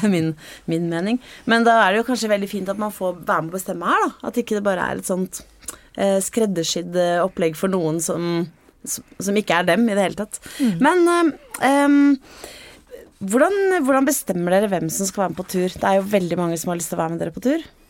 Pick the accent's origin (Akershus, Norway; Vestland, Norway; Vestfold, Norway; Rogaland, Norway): Vestfold, Norway; Jeg er jo fra, fra Vestfold, sånn som deg